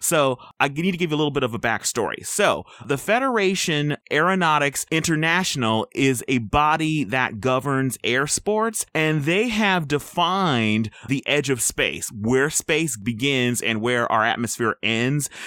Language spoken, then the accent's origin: English; United States; I'm an American.